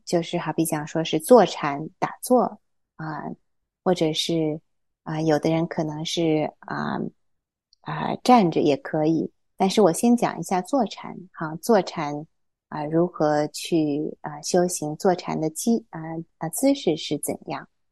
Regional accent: Hefei, Anhui, China; moved away; also born or lived in Taiyuan, Shanxi / Shenyang, Liaoning; 我小时候是出生在山西太原，然后我在辽宁沈阳住过三年，但是我什么都不记得了 ，然后后来又跟我爸爸妈妈去，啊，啊，安徽合肥住过十多年，是在一个小岛上，小岛周围有一个湖水

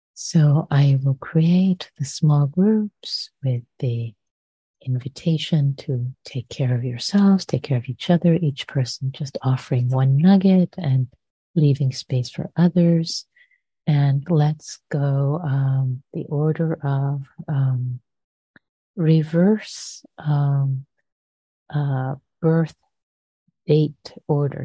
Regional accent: Tehran, Tehran Province, Iran; moved away; when I was growing up in Iran, I lived through the bombing of Tehran in the Iran Iraq War.

